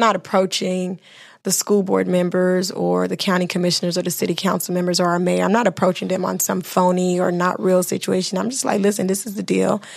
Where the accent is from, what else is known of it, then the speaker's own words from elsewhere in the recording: Miami, Florida, United States; also born or lived in Bahamas; I was raised in Miami, Florida, but I'm from the Bahamas and my mother's from Haiti